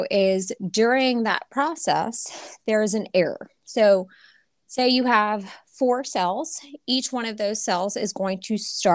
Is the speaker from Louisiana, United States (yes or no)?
yes; Louisiana, United States; moved away as an adult; I'm from Louisiana, so I always wanted to come back home